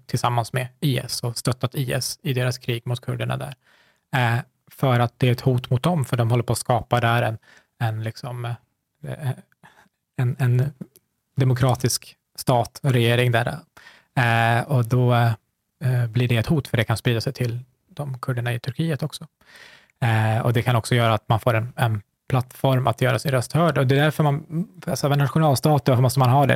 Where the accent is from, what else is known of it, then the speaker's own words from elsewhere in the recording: Sweden; jag har vuxit upp här